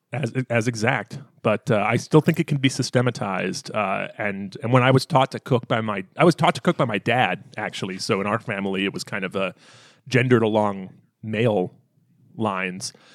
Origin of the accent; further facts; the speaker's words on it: the American South, United States; I grew up in the American South